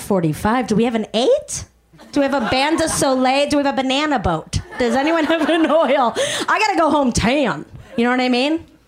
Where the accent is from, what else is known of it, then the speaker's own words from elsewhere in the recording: Chicago, Illinois, United States; accent: Chicago; moved away; I'm from Chicago originally